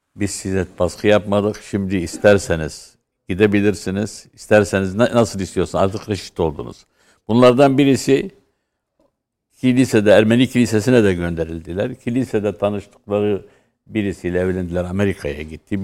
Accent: Mardin, Turkey; Ben Mardinliyim.

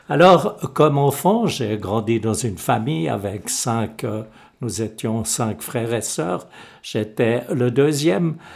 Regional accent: Échallens, Vaud, Switzerland; born there; je suis né en 1944 à Échalon, dans le Gros de vaux au centre du canton de Vaud.

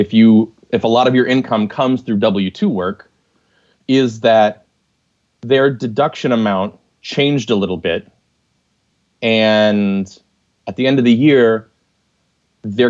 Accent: United States

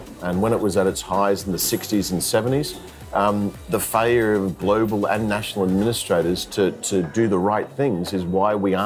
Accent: Brisbane, Queensland, Australia; moved away as an adult; also born or lived in England; I'm originally Australian from Brisbane

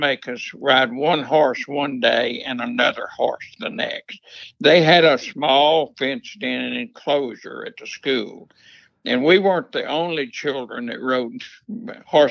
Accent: East Texas, United States; born or raised there; also born or lived in Dallas, Texas

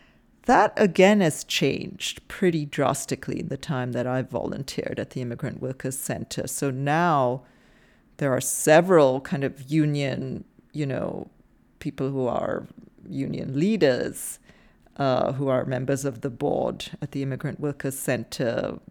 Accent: India; I mean, I happen to know, because I'm from India

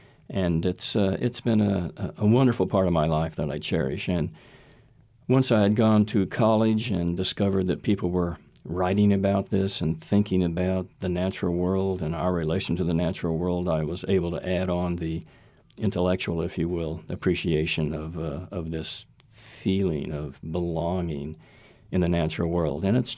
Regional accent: Oklahoma, United States; when I was a kid growing up in Oklahoma, both my parents grew up on farms in Missouri.

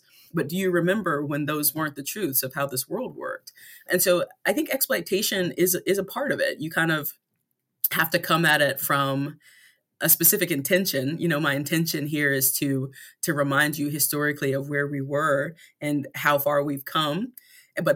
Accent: North Carolina, United States; I grew up in Southeastern North Carolina with a big, beautiful, loving family, you know, wonderful.

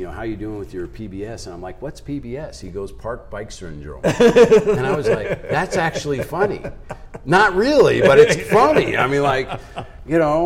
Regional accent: East Coast, United States; now in South Dakota, United States; I grew up on the East Coast, so everything was rush

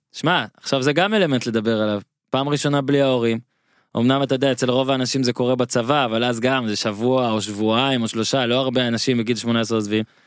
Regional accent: Northern District, Israel; אני ממושב בצפון, מושב לידי ואיתי היה ביסודי

